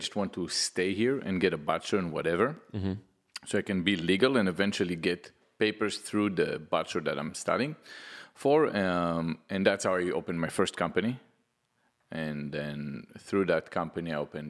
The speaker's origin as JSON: {"language": "English", "country": "Israel", "tie": "born or raised there", "moved": "as an adult", "lives_now": "United States", "said": "I'm from Israel."}